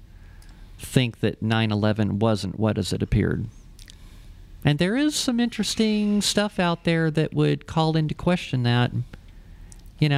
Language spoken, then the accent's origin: English; Ohio, United States; now in Albuquerque, United States; I'm from Ohio.